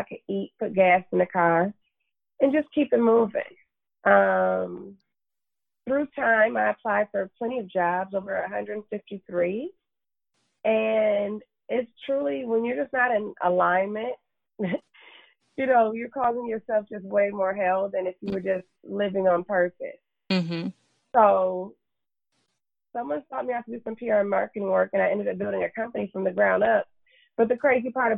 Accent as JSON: {"language": "English", "town": "Detroit", "region": "Michigan", "country": "United States", "tie": "born or raised there", "also_born_or_lived": "Florida / Los Angeles", "moved": "as an adult", "said": "I was born and raised in Detroit, Michigan"}